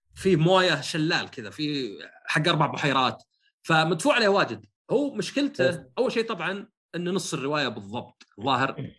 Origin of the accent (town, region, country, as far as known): Saudi Arabia